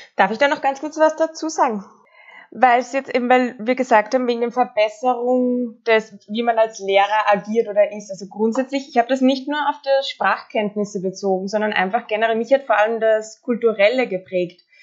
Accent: Austria; ich bin aus Österreich

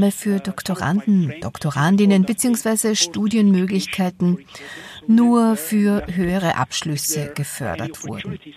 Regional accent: Ethiopia; Ich bin in Äthiopien geboren und aufgewachsen und habe einen großen Teil meiner Ausbildung auch dort absolviert

